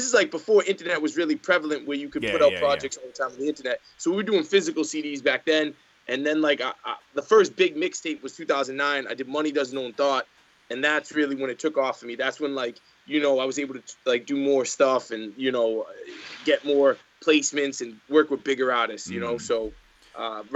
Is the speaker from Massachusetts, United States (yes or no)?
yes; Boston, Massachusetts, United States; I'm from Boston, Massachusetts